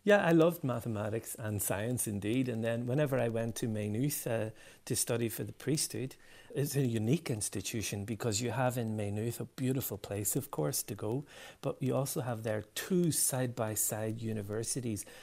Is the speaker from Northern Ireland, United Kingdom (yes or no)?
yes; Derry, Northern Ireland, United Kingdom; I've really fond memories of growing up in Derry